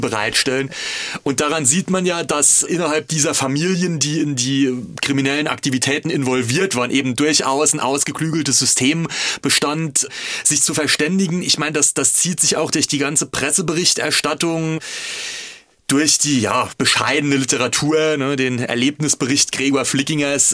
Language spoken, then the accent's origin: German; Altenglan, Rhineland-Palatinate, Germany; Ich stamme aus der Westpfalz